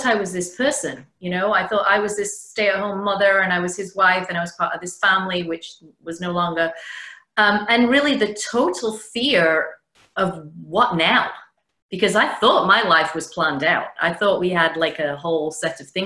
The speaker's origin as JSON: {"language": "English", "region": "the north of England", "country": "United Kingdom", "moved": "yes", "lives_now": "Connecticut, United States", "said": "Originally, as you can tell, I'm from England, the north of England, but I live in Connecticut now, about an hour outside New York."}